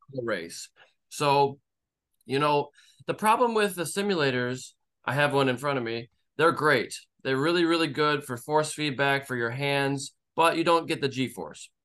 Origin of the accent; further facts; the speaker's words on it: Michigan, United States; moved away as an adult; now in Las Vegas, United States; I lived in Michigan for thirty years